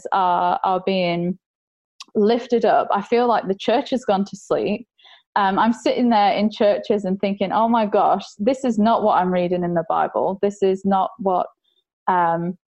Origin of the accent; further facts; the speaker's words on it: England, United Kingdom; now in Australia; being English, I was born and I had a pretty cushy life